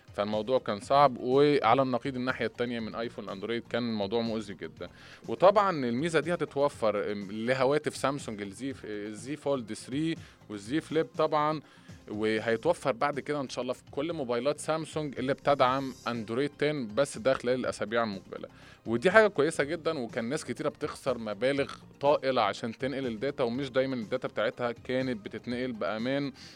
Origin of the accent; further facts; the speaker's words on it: Egypt; احنا كمصريين